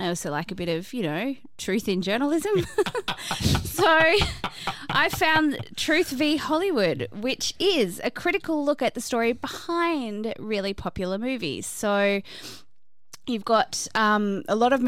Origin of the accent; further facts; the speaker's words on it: Australia; I am Australian